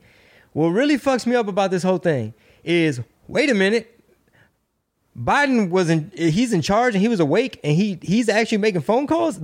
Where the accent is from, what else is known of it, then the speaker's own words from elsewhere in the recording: United States; Or they're mistreating these people, so we got to go in because we're American. That's who we are, right?